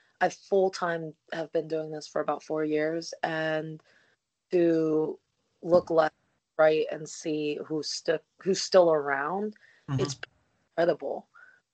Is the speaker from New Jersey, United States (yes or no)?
yes; New Jersey, United States; moved away; I'm actually a Jersey girl